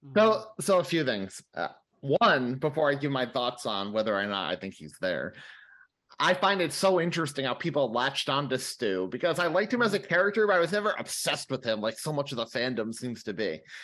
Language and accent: English; New York City, New York, United States; as a New Yorker